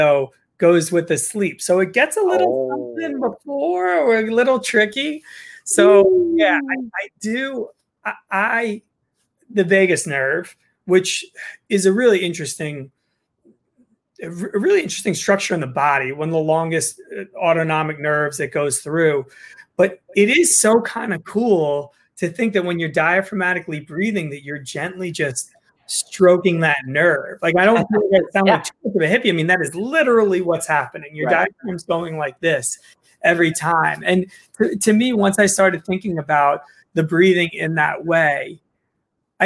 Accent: New Jersey, United States; I'm from Jersey

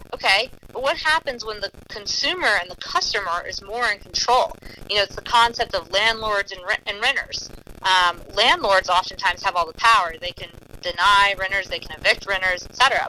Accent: New Orleans, Louisiana, United States; growing up in the New Orleans area

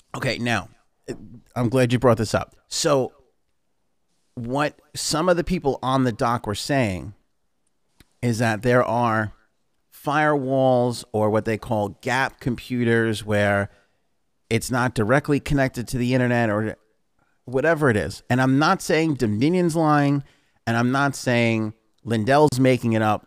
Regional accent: New York City, New York, United States; we're both from Queens

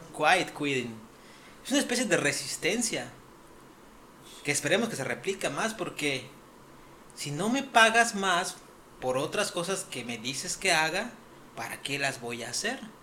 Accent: Mexico; como mexicanos

